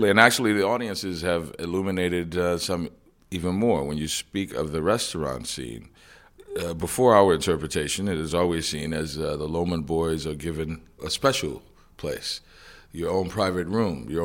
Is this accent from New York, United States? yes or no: no; New Orleans, Louisiana, United States; I was born and raised in New Orleans, Louisiana, which is uh, the deep South, but it's really different. New Orleans is, uh, I kind of say, it's the northernmost Caribbean city.